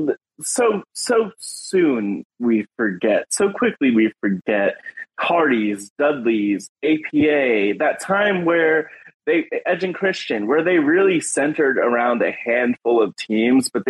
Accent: United States; I am American

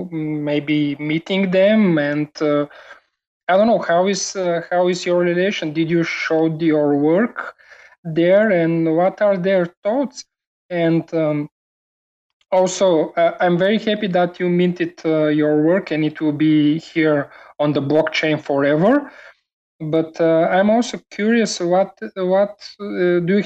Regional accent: Bulgaria; I am from Bulgaria

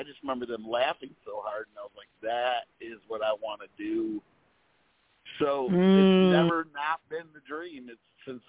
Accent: Pinconning, Michigan, United States; also born or lived in Detroit, Michigan; now in Florida, United States; Now I'm based out of Florida, but you know, I'm originally from Pinconny, Michigan, which is by Bay City, Saginaw.

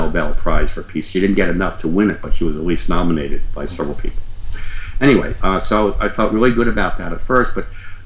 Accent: Long Island, New York, United States; moved away as an adult; also born or lived in New Jersey / Jupiter, Florida; I was raised on Long Island and grew up in New York

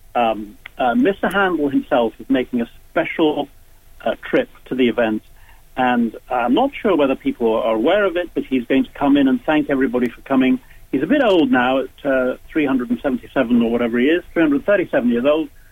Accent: Dublin, Leinster, Ireland; moved away; I was born in Dublin myself

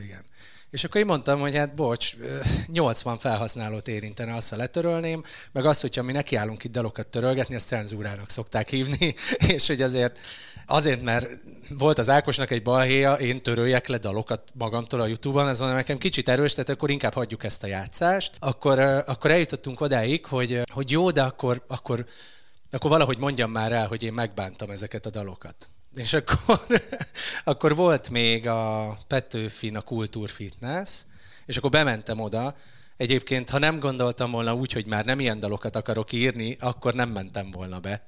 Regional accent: Hungary; én vidékről jövök.

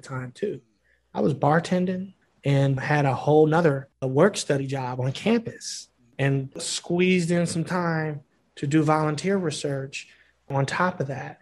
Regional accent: Hyattsville, Maryland, United States; also born or lived in Ithaca, New York; I grew up in Hyattsville, Maryland

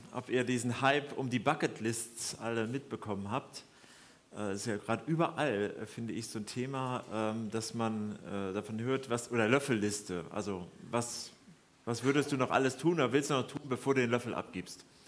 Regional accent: Germany; wir anscheinend als Deutsche

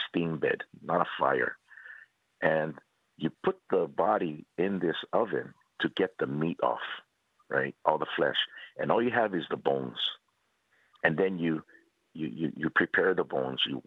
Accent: Hawaii, United States; our flag of the Hawaiian Kingdom has the Union Jack on it. Mm-hmm. And that's not because we're colonized.

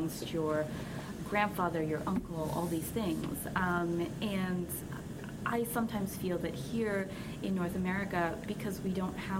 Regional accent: Philippines; I'm Filipino

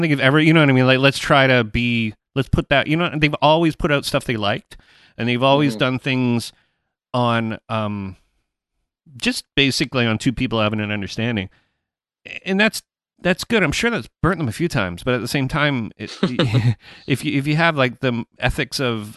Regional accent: Canada; I'm Canadian

